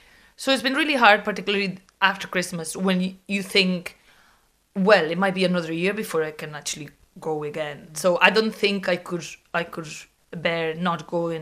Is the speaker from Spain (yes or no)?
yes; Viveiro, Galicia, Spain; now in Dublin, Ireland; My hometown is called Viveiro. It's a little medieval town in the north coast of Galicia.